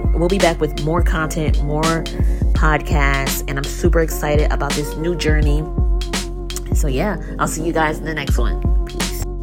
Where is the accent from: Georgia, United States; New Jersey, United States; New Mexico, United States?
New Jersey, United States; Newark; I'm a creative entrepreneur based out of Jersey, uh, born and raised in Newark.